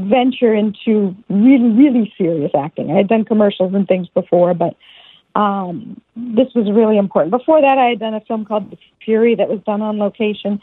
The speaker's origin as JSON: {"language": "English", "town": "Downers Grove", "region": "Illinois", "country": "United States", "said": "I'm originally from a small town outside Chicago called Downers Grove, Illinois."}